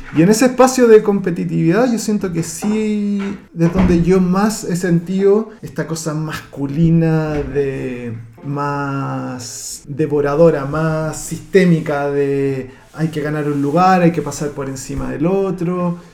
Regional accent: Santiago, Santiago Metropolitan Region, Chile; now in Spain; llegamos de todas las comunas de Santiago, o sea, yo no tenía, por ejemplo, en mi curso no tenía nadie que viviera en mi comuna

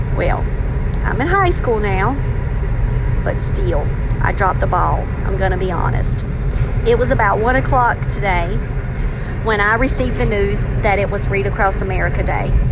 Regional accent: the South, United States; accent: southern; my southern accent

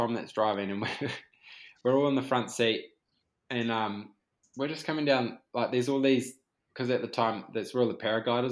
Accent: Whanganui, Manawatū-Whanganui, New Zealand; we grew up racing in Whanganui

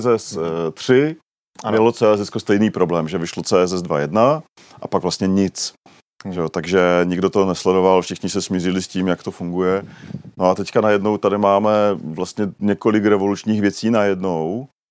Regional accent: Czechia; my Češi

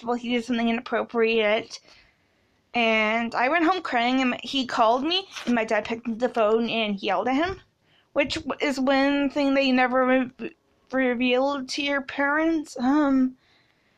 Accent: Canada; I was born in Canada

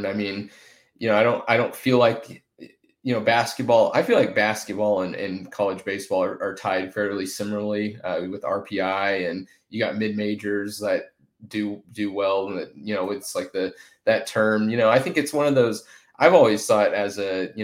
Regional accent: Tulsa, Oklahoma, United States; I grew up in Tulsa

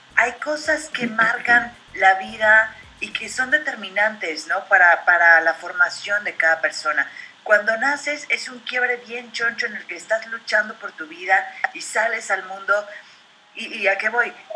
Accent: Mexico

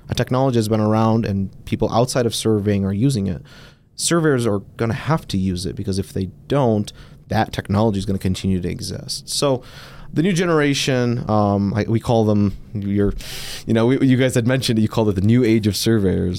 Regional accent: Detroit, Michigan, United States; I'm, uh, born and raised in Detroit, um, native Michigander

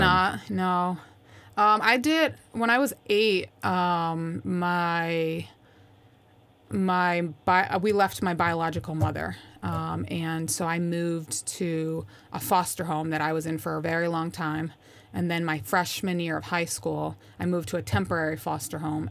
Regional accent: Schenectady, New York, United States; moved away; also born or lived in Tampa; Grew up in Schenectady, New York, which is just outside of Albany

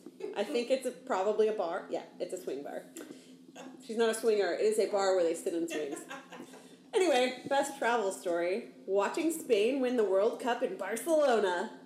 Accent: Texas, United States; moved away; also born or lived in California; I grew up in Texas.

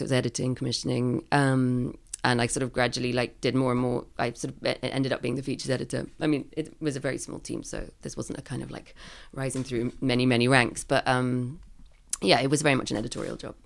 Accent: London, United Kingdom; I grew up in London

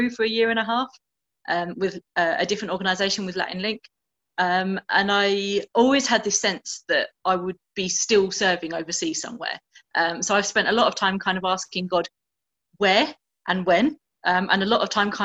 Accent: Essex, East of England, United Kingdom; moved away as an adult; also born or lived in Birmingham / Canterbury; now in Mozambique; I'm a Brummie born. Grew up in Essex and then spent most of my adult life in Canterbury

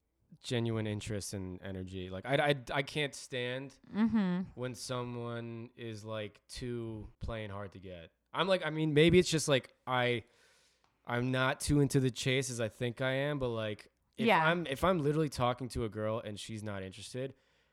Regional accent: New Jersey, United States; I always say I'm from Jersey, even when someone from New York asks.

